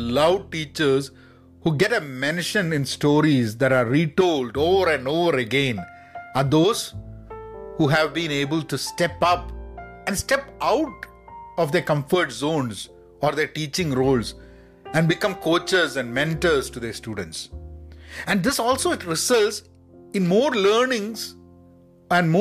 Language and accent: English; Kozhikode, Kerala, India; I was at a teacher's training institute in my hometown in Calicut